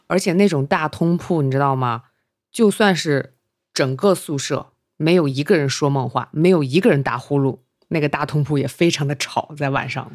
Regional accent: northern China, China; 这在我们北方也不常见

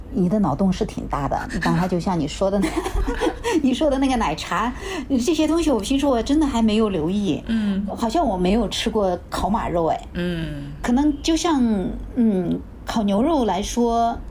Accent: Xinjiang, China; moved away; 我们新疆人做打番茄也好

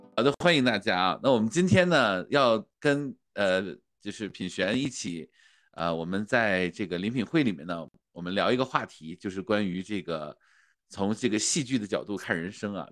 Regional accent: Changchun, Jilin, China; 我在长春的吉林省京剧院，啊，的那个就是大院儿里面长大的

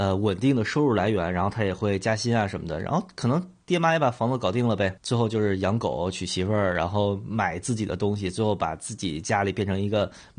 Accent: Beijing, China; 就我就是一个典型的。非典型的北京人，

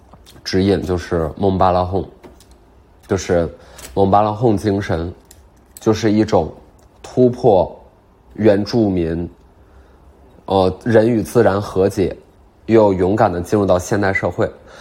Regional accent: Beijing, China; 我觉得我就是能在卡布奇诺小区做一个属于咱们北京人的阿那亚

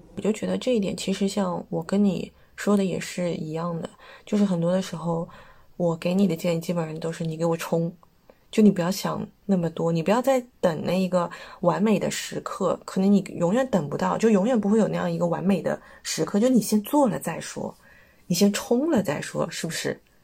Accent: China; 我们是中国来的

